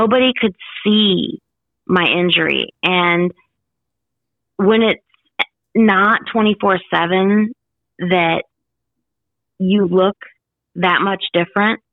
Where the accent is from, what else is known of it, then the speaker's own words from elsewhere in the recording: Illinois, United States; moved away; my hometown in Illinois